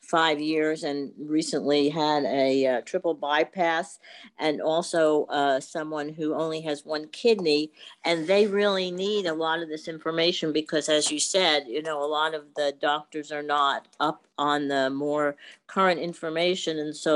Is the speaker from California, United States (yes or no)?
no; New Jersey, United States; Yes, hi doctor. I'm from New Jersey